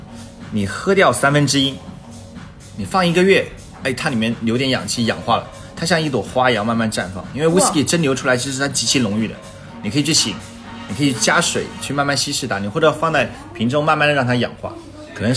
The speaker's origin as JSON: {"language": "Chinese", "country": "China", "said": "我们其实中国人很喜欢雅、柔顺、舒服、愉悦。"}